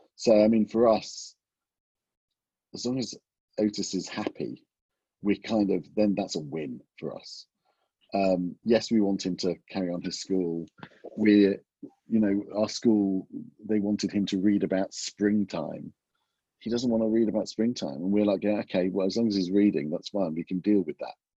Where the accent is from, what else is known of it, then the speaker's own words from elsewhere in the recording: England, United Kingdom; moved away as an adult; also born or lived in Los Angeles, United States; coming back, I was away from England for 25 years